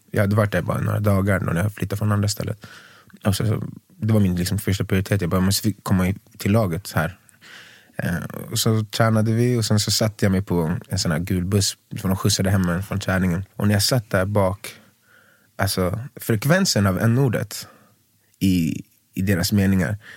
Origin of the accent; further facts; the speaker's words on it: Skogås, Stockholm County, Sweden; also born or lived in Tumba; när jag var väldigt liten bodde vi i Tumba. Mm. Sen Skogås.